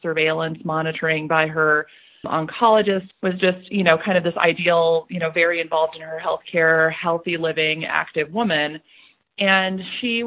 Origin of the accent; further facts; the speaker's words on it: Colorado, United States; a suburban level 2 trauma medical center in Colorado, in my home state